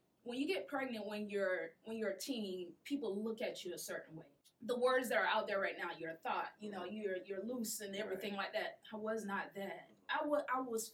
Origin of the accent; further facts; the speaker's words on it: Sumter, South Carolina, United States; I'm actually from, don't laugh, Southside, part of Sumter